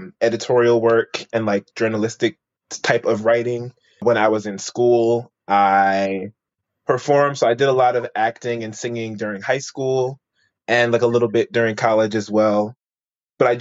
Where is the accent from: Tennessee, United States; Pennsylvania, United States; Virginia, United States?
Pennsylvania, United States; Philadelphia; moved away as an adult; now in Tochigi, Japan; I'm originally from the greater Philadelphia area, but I just moved to Tochigi, Japan